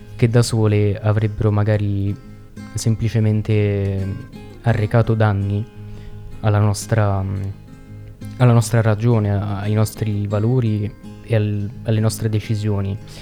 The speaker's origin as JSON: {"language": "Italian", "town": "Veroli", "region": "Lazio", "country": "Italy", "said": "noi siamo di Veroli, in provincia di Frosinone."}